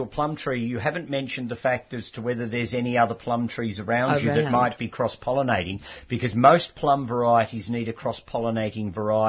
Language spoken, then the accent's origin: English; Macedon, Victoria, Australia; I come from Macedon.